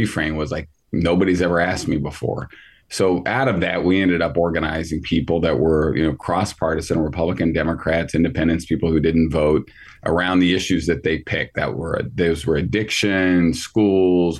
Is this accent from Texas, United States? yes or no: no; Southern Indiana, United States; There are people that I grew up with in Southern Indiana.